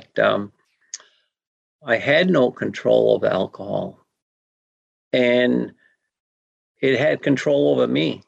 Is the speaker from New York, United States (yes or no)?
no; Pleasant Point, Maine, United States; I'm from Sebayeg, Pleasant Point, in down east Maine